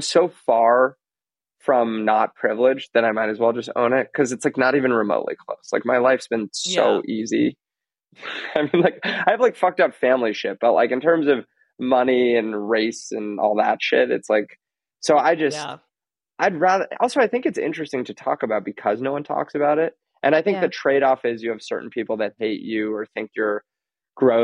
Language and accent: English; New York City, New York, United States; I grew up in Manhattan and that it was on the Upper East Side